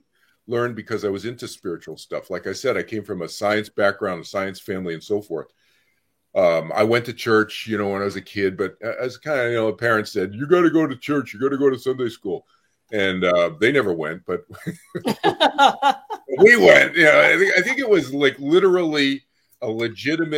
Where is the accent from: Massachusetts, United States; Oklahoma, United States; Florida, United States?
Massachusetts, United States; Boston; I grew up in Boston, Massachusetts